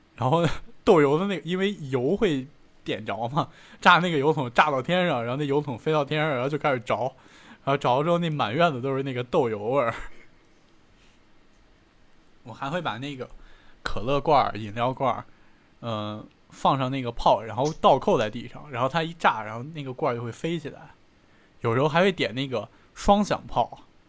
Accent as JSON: {"language": "Chinese", "region": "Beijing", "country": "China", "tie": "born or raised there", "said": "我是在那个部队大院儿长大的"}